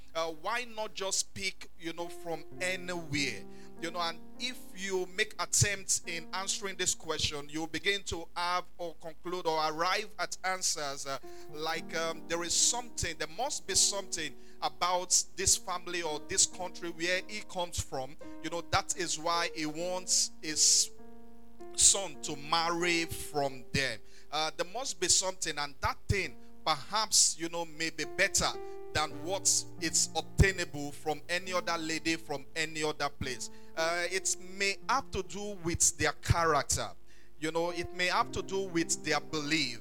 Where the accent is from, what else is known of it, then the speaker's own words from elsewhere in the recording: Ondo, Nigeria; I'm from Ondo town in Ondo state.